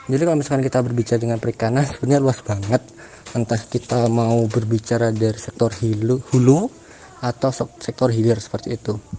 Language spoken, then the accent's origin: Indonesian; Jember, East Java, Indonesia; now in Trenggalek, Indonesia; Kalau asal daerah, sebenarnya aku itu besar di Jember tapi uh, semenjak masuk di UGM uh, pindah di Trenggalek.